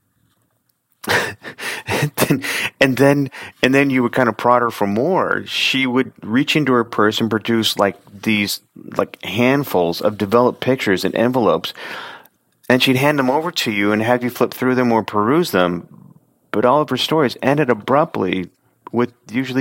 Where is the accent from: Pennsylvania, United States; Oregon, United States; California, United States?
Oregon, United States; Oregon City; growing up in Oregon City and being like 4 or 5